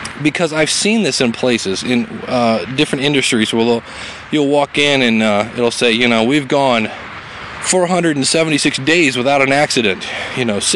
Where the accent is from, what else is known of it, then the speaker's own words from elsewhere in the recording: Ohio, United States; I'm from Ohio